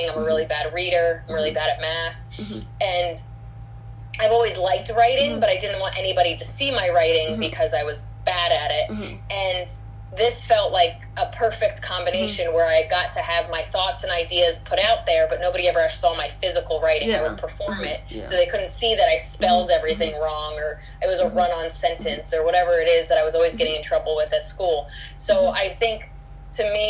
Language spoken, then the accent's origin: English; New Jersey, United States; I came in from New Jersey to New York City